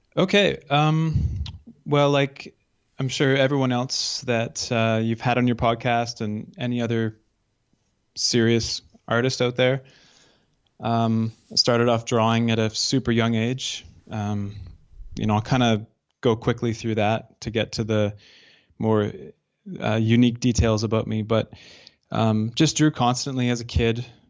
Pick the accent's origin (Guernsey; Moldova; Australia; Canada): Canada; Northern Alberta; also born or lived in Calgary / Lumby, British Columbia; growing up in Northern Alberta